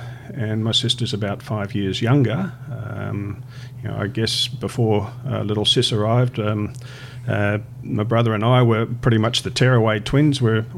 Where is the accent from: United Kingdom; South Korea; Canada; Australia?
Australia; Albury, New South Wales; also born or lived in Wangaratta, Victoria / Myrtleford, Victoria; now in Brisbane, Australia; I basically come from three states, Tim. I've been in... I was born in Wangaratta, which is in Victoria, and the only reason I was born there was because they didn't have a hospital in Myrtleford. And as a six-year-old, we moved to Albury, which is right on the New South Wales-Victorian border.